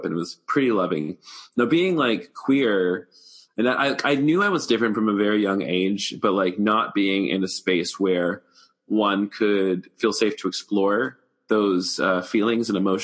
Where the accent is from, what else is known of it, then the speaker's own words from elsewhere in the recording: the South, United States; now in Atlanta, United States; I grew up in the South